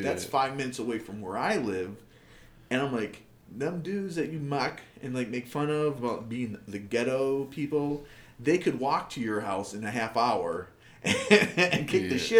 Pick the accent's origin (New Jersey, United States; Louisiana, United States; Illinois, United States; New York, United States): New York, United States; Buffalo; moved away; are you guys from Buffalo? I was like, yeah.